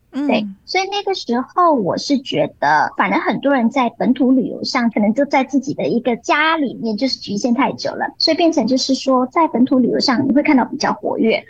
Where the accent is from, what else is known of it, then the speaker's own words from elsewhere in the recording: Muar, Johor, Malaysia; now in Kuala Lumpur, Malaysia; 我家乡柔佛州的一个下马坡的一个县，然后其实那边真的是一个比较郊外的地方